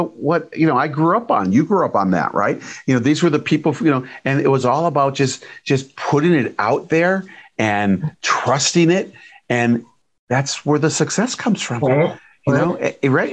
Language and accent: English; Detroit, Michigan, United States; I'm from Detroit